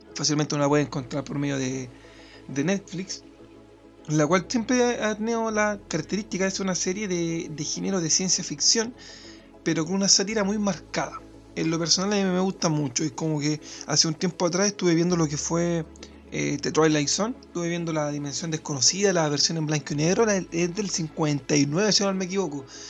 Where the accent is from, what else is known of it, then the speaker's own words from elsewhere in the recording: Chile; desde mi, mi realidad como chileno